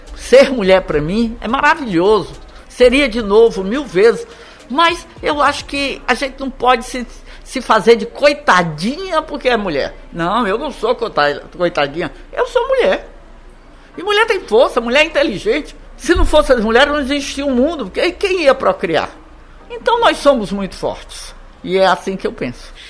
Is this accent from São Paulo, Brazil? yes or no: no; Ceará, Brazil; moved away; eu voltei para o Ceará, fiz faculdade